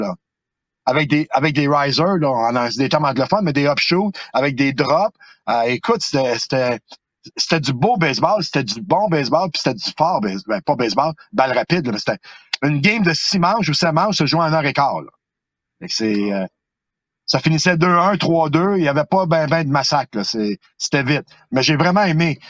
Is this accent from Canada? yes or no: yes; Montreal, Quebec, Canada; moved away as an adult; also born or lived in Outaouais; now in Gatineau, Canada; Ça fait 24 années que je suis dans la région de l'Outaouais. C'est, c'est ma ville. c'est même si je viens de Montréal, c'est ici que je me suis établi